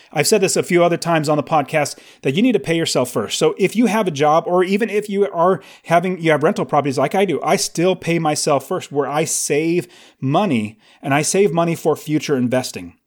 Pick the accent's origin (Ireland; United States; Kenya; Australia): United States; California; now in Phoenix, United States; I live in Phoenix, I was originally from California